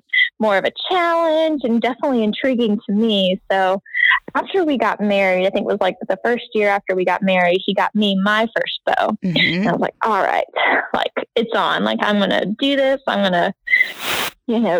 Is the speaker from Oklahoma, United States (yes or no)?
no; South Carolina, United States; a club in South Carolina and it was kind of near my hometown